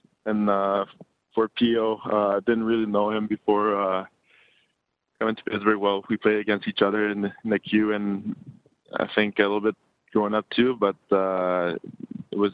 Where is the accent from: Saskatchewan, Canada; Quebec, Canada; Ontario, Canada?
Quebec, Canada; You know, they didn't have like the best years when I was growing up.